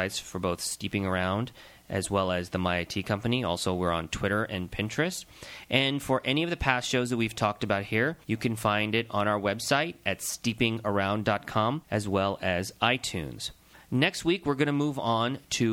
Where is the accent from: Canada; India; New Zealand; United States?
India; being Indian